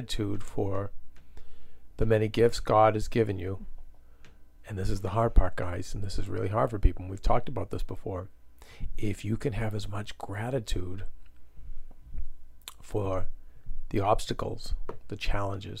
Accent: Medford, United States; we grew up in Medford.

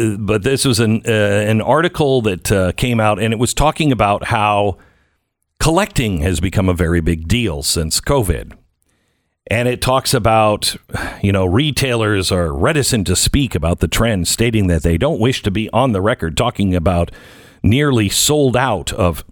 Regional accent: United States; I'm an American.

